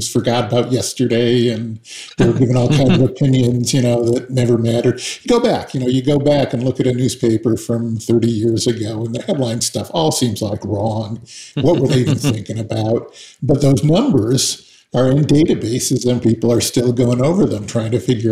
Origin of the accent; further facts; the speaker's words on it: Seattle, Washington, United States; I was raised in Seattle